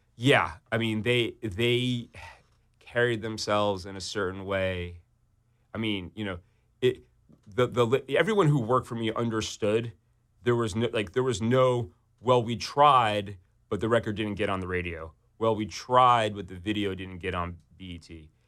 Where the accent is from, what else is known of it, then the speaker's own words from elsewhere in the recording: New York City, New York, United States; I grew up on the Upper East Side in New York City